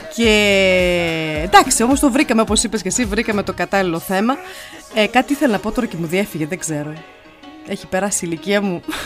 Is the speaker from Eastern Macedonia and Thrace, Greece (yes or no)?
yes; Evros, Eastern Macedonia and Thrace, Greece; now in Nuremberg, Germany; Εγώ από τον Εύρο. Εμεί είμαστε από τον Εύρο